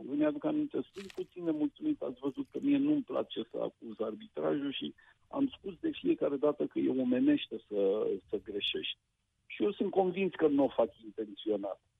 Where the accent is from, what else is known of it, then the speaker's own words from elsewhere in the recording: Oltenia, Romania; dacă sunt oltean jet pe jet.